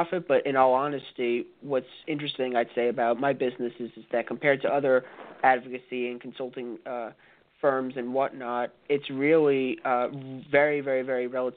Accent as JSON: {"language": "English", "region": "New Jersey", "country": "United States", "tie": "born or raised there", "said": "my home state, New Jersey"}